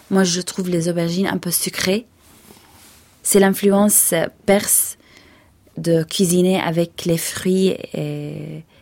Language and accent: French; Hebron, Hebron Governorate, Palestine; surtout dans le sud de la Palestine, moi je viens d'Hébron, du sud de, la Palestine. À Hébron, on mange beaucoup de viande